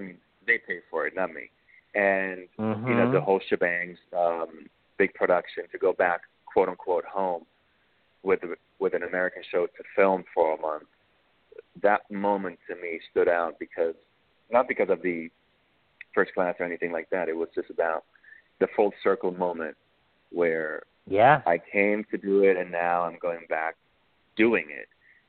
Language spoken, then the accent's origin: English; Dusseldorf, North Rhine-Westphalia, Germany; also born or lived in Berlin; now in United States; And Berlin was the city that I came from. I grew up in Dusseldorf, West Germany